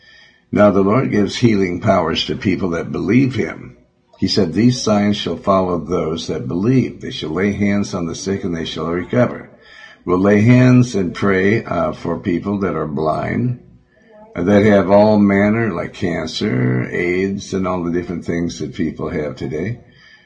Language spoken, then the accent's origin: English; Montana, United States; Because I'm from Montana.